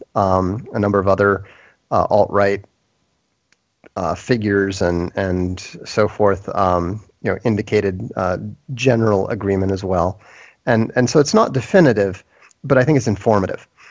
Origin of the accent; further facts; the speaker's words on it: Midwest, United States; moved away as an adult; now in Italy; I grew up in the Midwest, but um, from an East Coast family